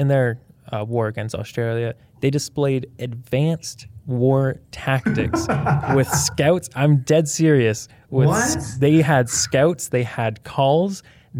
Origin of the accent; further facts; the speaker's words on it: Canada; as Canadian